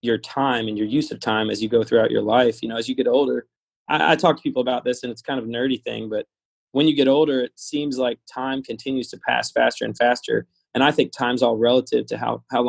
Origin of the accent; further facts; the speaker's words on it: Louisville, Kentucky, United States; I was born here, raised here, and went to high school.